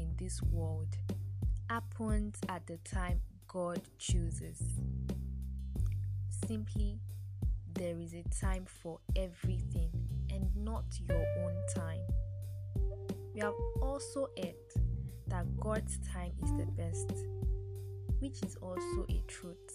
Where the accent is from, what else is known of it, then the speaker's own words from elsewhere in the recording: Nigeria; as a Nigerian graduate waiting to serve